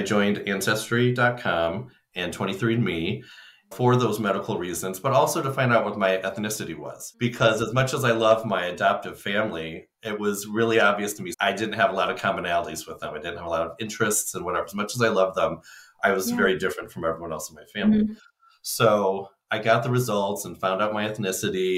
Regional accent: Illinois, United States; I grew up in Illinois

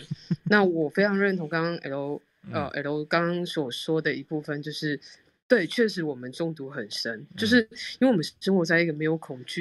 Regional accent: Taiwan; 我是个台湾人，我我在台湾生活，

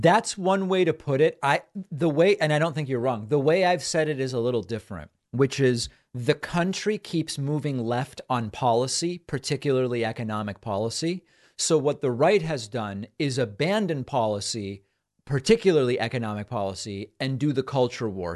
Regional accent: Argentina; now in United States; I was born in Argentina, moved to the U.S., Hispanic immigrant

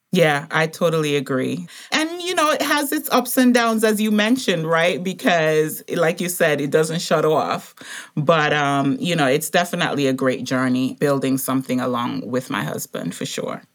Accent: Montserrat; now in United States; I grew up in the Caribbean, and so he was the chief pharmacist on the little island that I grew up on, um, Montserrat

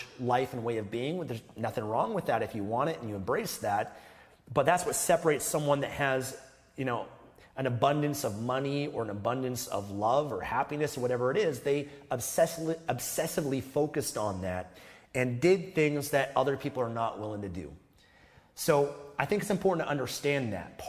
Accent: Canada; I was born in Canada

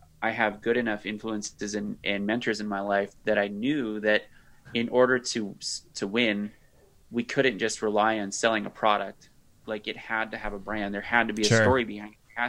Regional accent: Colorado, United States; also born or lived in Australia; I'm in Colorado. I'm from Colorado

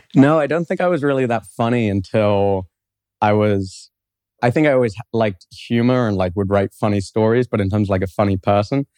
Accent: London, United Kingdom; moved away as an adult; now in Columbus, United States; I grew up in London, England. And I grew up there my whole life.

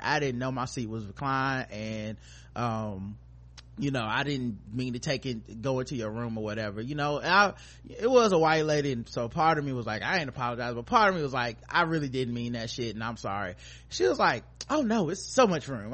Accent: North Carolina, United States; we from North Carolina

